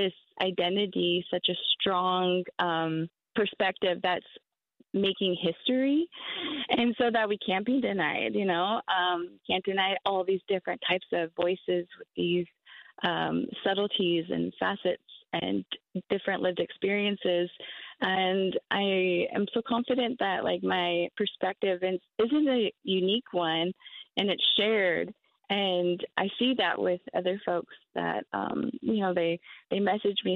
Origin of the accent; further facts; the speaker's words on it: Tacoma, Washington, United States; I grew up in Tacoma, Washington, in my whole life.